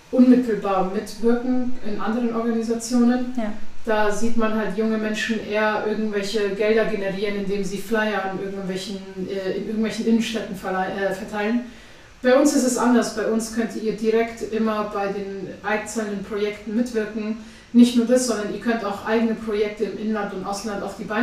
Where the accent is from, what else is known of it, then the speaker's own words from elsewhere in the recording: Afghanistan; now in Germany; ich bin ähm, 29 Jahre alt, ich komme eigentlich aus Afghanistan.